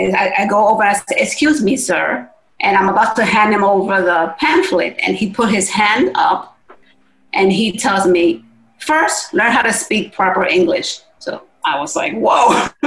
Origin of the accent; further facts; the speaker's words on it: New York, United States; now in Virginia, United States; I come from New York, so it's a whole different mindset, even though it's called a melting pot.